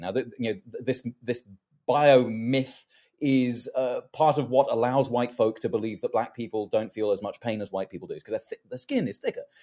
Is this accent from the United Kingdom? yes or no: yes; London, United Kingdom; moved away; I was born in London.